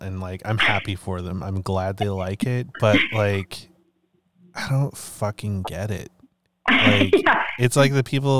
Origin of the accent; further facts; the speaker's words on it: Calgary, Alberta, Canada; also born or lived in Toronto; now in British Columbia, Canada; I grew up in Calgary